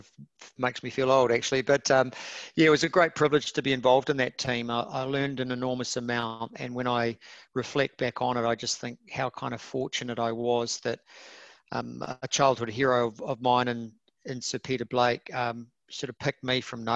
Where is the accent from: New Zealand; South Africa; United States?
New Zealand; Kiwi yachties